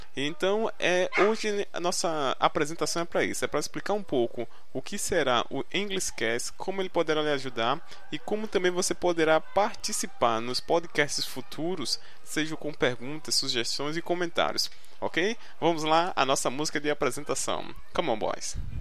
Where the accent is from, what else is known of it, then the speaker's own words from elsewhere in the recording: Recife, Pernambuco, Brazil; accent: nordestino; tenho 21 anos e sou do Recife, Pernambuco. Você irá escutar muito esse sotaque carregado do nordestino, né?